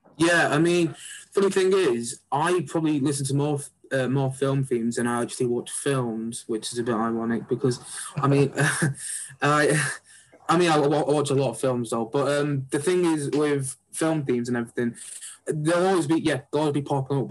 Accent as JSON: {"language": "English", "town": "Oldham", "region": "North West England", "country": "United Kingdom", "tie": "born or raised there", "said": "I'm from Oldham, so I'm not that actually far from where yeah. Salford is, but I went to uh, I went to Sarwa School"}